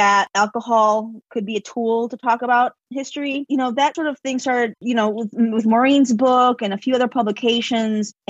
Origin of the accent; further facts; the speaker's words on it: Chicago, Illinois, United States; I'm born and raised in Chicago.